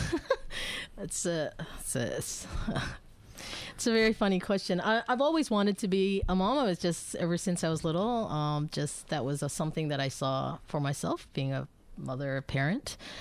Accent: Bangkok, Thailand; moved away as an adult; also born or lived in Philippines / United States; now in Melbourne, Australia; my parents are both Filipinos, so I'm originally from the Philippines, but I was actually born and raised in Bangkok

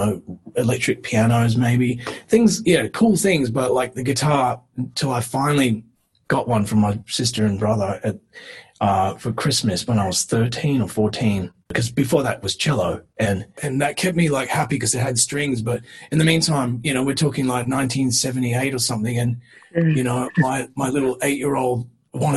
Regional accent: Western Australia, Australia; moved away; we just started breaking out of WA and came over

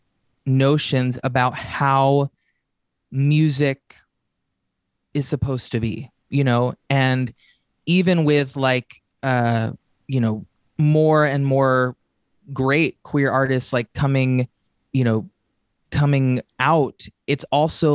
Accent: Nashville, Tennessee, United States; now in Los Angeles, United States; I grew up in Nashville, Tennessee

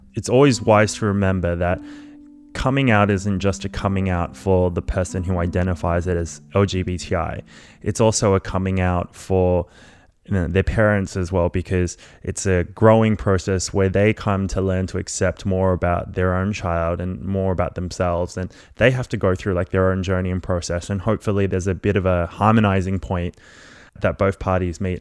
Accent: Melbourne, Victoria, Australia; also born or lived in Malaysia; I grew up in Melbourne after migrating when I, from Malaysia, when I was about two years old.

